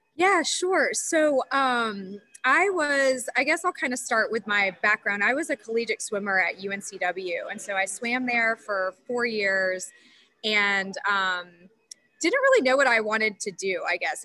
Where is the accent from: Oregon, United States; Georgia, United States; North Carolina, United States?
North Carolina, United States; Charlotte; also born or lived in Florida; we grew up in in Charlotte